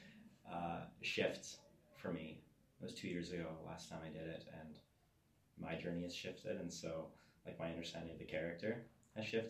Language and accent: English; Alberta, Canada; I come from Alberta